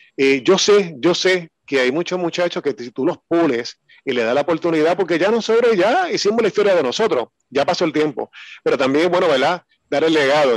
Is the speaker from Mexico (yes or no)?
no; San Germán, Puerto Rico; yo soy de San Germán